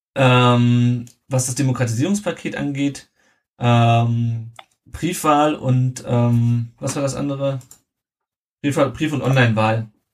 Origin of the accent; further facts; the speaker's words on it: Southern Hesse, Germany; wir kommen beide aus Südhessen